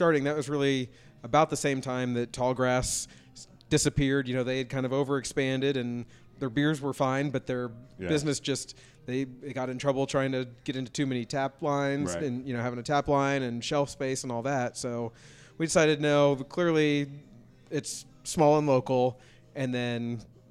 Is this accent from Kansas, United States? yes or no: yes; Lawrence, Kansas, United States; I grew up in Lawrence